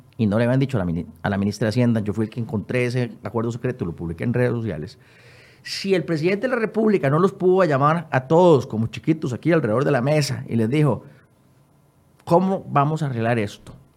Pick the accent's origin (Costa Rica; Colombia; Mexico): Costa Rica; como costarricense